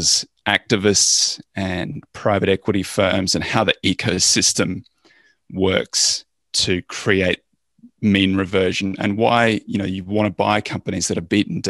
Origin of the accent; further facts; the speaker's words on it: Australia; I'm Australian